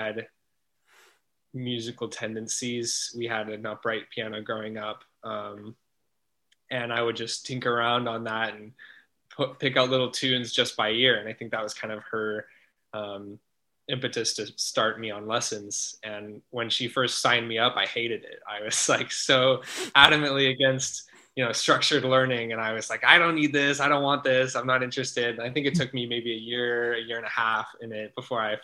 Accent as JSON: {"language": "English", "town": "Salt Lake City", "region": "Utah", "country": "United States", "tie": "born or raised there", "also_born_or_lived": "Boulder, Colorado", "moved": "as an adult", "said": "I grew up in Salt Lake City, Utah"}